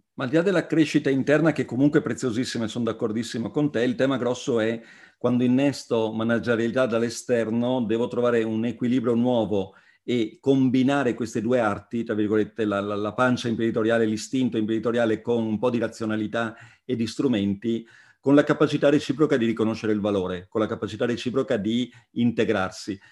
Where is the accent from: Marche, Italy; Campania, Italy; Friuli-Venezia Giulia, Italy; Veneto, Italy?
Veneto, Italy; Treviso area; io da Trevigiano